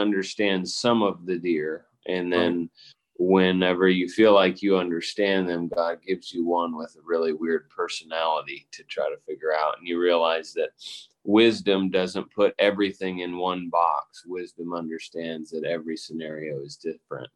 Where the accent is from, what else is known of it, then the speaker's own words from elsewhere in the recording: Rockford, Illinois, United States; moved away as an adult; also born or lived in Cherry Valley, Illinois; now in Nashville, United States; I'm originally from Rockford, Illinois